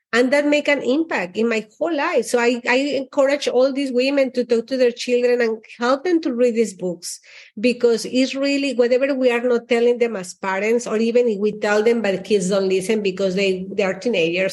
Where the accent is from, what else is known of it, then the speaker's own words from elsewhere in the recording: Mexico; also born or lived in Austin; now in Miami, United States; I is Mexican. I'm like, I was born in Mexico